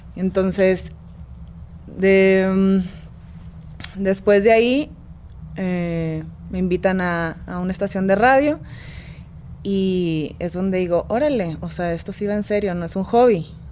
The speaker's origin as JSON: {"language": "Spanish", "town": "Monterrey", "region": "Nuevo León", "country": "Mexico", "also_born_or_lived": "Mexico City", "said": "Yo vengo de Monterrey."}